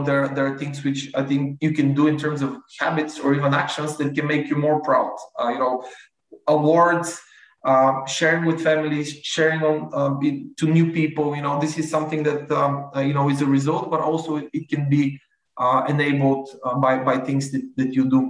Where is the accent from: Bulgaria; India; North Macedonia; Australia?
Bulgaria; I'm from Bulgaria, where the big part of operations are located.